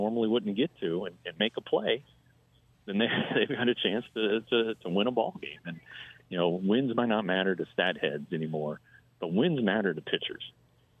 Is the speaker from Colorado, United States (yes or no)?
yes; Colorado, United States; when I was growing up and we came to spring training from Colorado